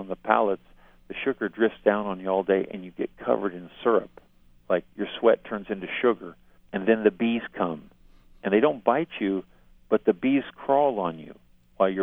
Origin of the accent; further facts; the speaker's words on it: Stockton, California, United States; my hometown Stockton